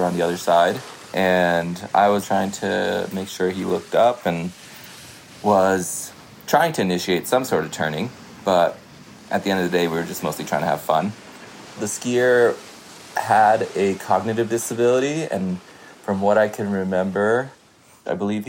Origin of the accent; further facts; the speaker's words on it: Connecticut, United States; also born or lived in India / Vermont; I grew up in Connecticut and also partly in India